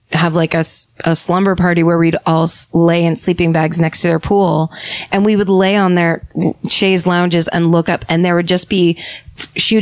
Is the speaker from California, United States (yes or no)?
yes; Petaluma, California, United States; moved away as an adult; also born or lived in San Francisco; my hometown is Petaluma, California, and it is one of those towns where, when I was growing up there